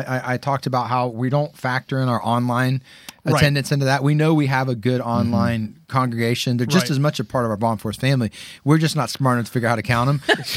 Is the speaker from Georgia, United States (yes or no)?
yes; Kennesaw, Georgia, United States; I grew up in Kennesaw.